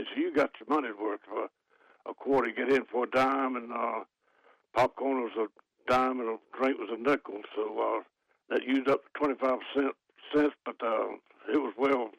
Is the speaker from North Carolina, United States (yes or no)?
yes; Clayton, North Carolina, United States; I'm doing good for 82 years old. But I grew up in Clayton